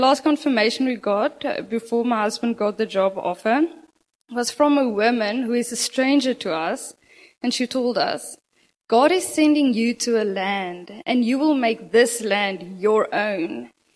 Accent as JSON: {"language": "English", "country": "South Africa", "second_language": "English", "moved": "as an adult", "lives_now": "Gisborne, New Zealand", "said": "We come from South Africa, and we weren't planning to immigrate to New Zealand"}